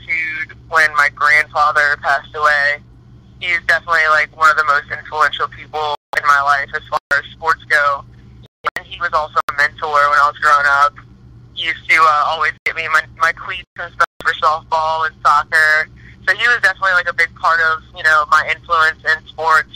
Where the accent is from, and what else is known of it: New Orleans, Louisiana, United States; born or raised there